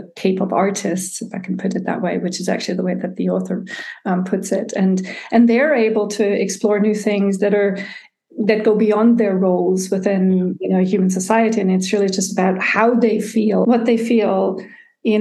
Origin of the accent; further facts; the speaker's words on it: Tübingen, Baden-Württemberg, Germany; moved away as an adult; also born or lived in United States / San Francisco / United Kingdom; I was born in Germany and I was raised here, but in my early 20s, I went to study in the United States.